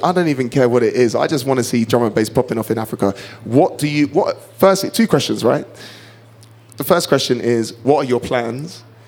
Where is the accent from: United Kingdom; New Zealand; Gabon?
United Kingdom; I'm half Kenyan but was born and raised in the United Kingdom and I'm very proud of being from the UK.